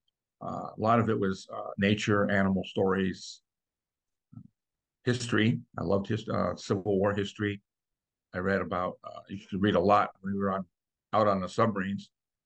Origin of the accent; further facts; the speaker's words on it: New York, United States; No, my dad was in the Air Force. So we moved around a lot and my grandparents lived here. So this has kind of been home pretty much most of my life.